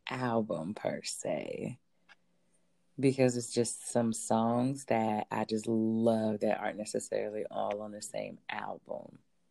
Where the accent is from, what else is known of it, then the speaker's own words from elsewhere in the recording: Ohio, United States; I'm from Ohio